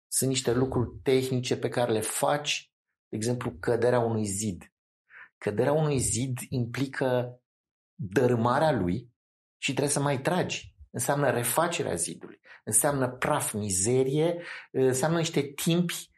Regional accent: Bucharest, Romania; eram din București

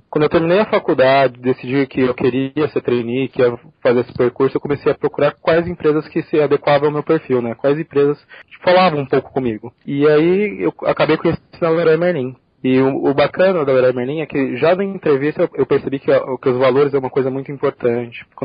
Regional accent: São Paulo, Brazil; Eu sou de São Paulo, mas para fazer a faculdade eu tive que sair de casa. Então fui morar no interior, fiquei 5 anos no interior.

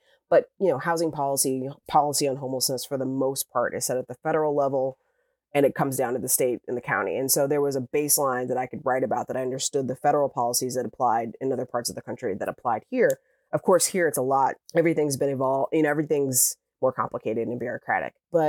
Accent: Midwest, United States; I lived in a Midwestern state, in a very red Midwestern state, and I grew up in the Midwest

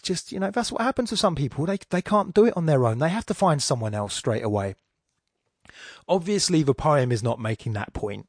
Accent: England, United Kingdom; accent: Estuary; my estuary accent

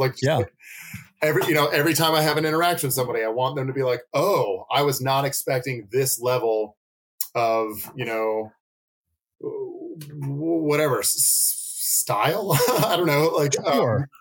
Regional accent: Nashville, Tennessee, United States; now in Asheville, United States; growing up in Nashville, which is a significantly bigger city, we only had one consistent comic shop

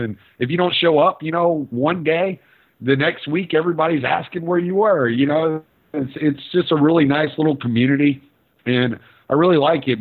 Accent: Houston, Texas, United States; also born or lived in Lake Charles, Louisiana / Dallas, Texas; now in Orange, United States; I spent most of my life in Houston, but I lived in Dallas for a while, and I was born actually in Louisiana.

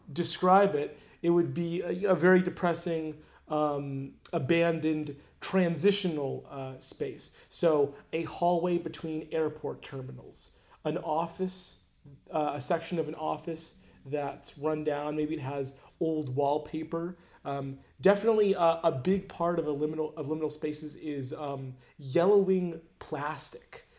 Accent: Orlando, Florida, United States; I grew up in Orlando

